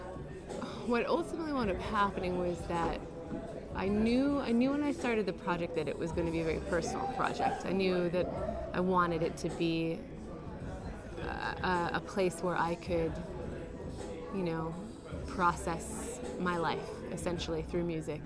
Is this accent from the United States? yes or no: yes; Illinois, United States; moved away as an adult; now in New York, United States; my hometown in Illinois.